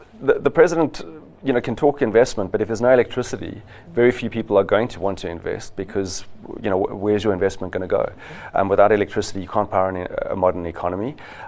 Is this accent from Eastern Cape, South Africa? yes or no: no; Johannesburg, Gauteng, South Africa; No, I'm actually from Joburg.